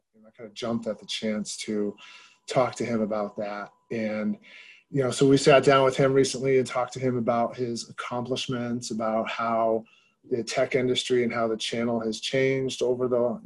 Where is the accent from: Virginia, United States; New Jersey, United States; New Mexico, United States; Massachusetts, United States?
Massachusetts, United States; I grew up in Massachusetts